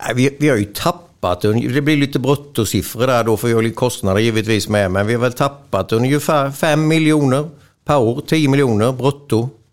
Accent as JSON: {"language": "Swedish", "region": "Småland", "country": "Sweden", "said": "vi är ju smålänningar"}